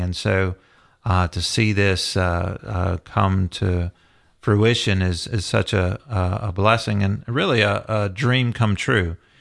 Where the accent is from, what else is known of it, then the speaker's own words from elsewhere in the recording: the South, United States; growing up in the South